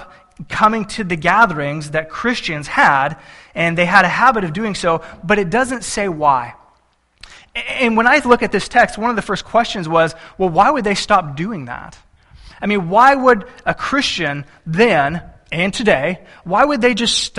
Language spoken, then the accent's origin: English; Texas, United States; I'm from Texas